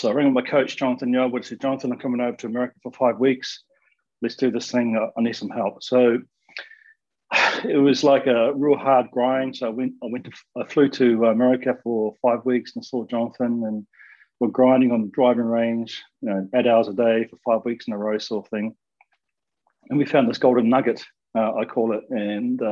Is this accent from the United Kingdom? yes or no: no; New Zealand; Growing up in New Zealand